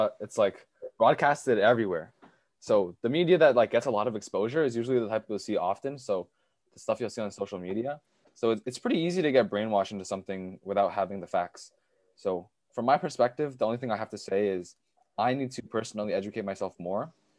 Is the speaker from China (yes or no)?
yes; China; born there; So I, even though I was born in China, I wasn't raised there. You know what I mean? So when I came here, it was all like freedom, democracy